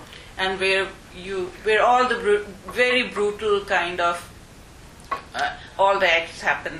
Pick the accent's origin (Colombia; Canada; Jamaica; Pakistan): Pakistan; Islamabad, Islamabad Capital Territory; I'm from Pakistan